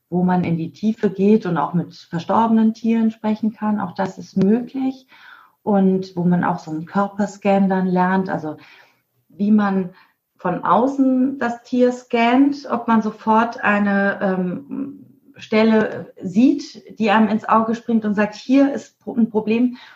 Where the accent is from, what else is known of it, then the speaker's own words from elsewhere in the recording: Mainz, Rhineland-Palatinate, Germany; now in Isernhagen, Germany; Nee, ich bin gebürtig aus Mainz, aber wir sind in Isernhagen, das ist bei Hannover, in Norddeutschland. Ah, okay. Mhm. Aber stimmt, ich komme aus Mainz.